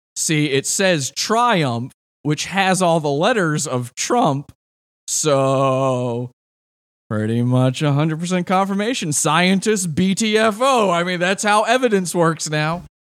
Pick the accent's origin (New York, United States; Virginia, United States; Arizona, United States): Virginia, United States; I'm originally from Virginia. The guy who made the movie, uh, Richard Kelly's from my hometown